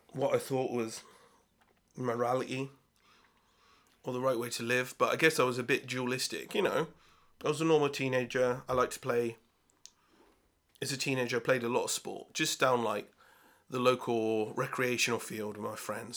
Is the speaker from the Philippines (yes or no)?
no; Swindon, South West England, United Kingdom; also born or lived in Bath; I was brought up in Swindon